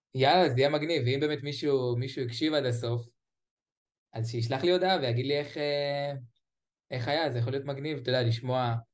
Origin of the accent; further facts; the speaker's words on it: Beersheba, Southern District, Israel; אני מבאר שבע.